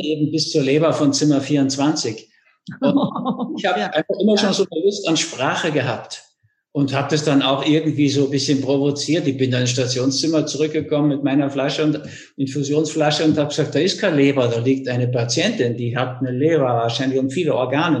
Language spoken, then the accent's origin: German; Germany; now in Austria; Ich war auch die ersten 40 Jahre Deutscher